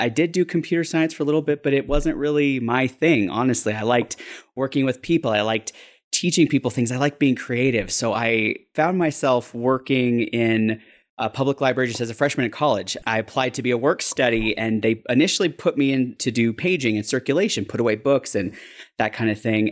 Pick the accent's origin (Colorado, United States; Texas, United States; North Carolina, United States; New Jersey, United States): Colorado, United States; Denver; I used to live maybe about a mile and a half from a library when I grew up in Denver